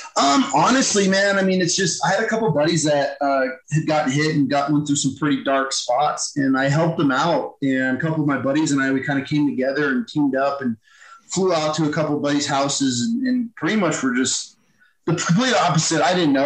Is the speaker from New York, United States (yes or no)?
yes; Thousand Islands, upstate New York, United States; moved away; I'm from Thousand Islands, like literally yeah. on the Canadian border. So real yeah. New York.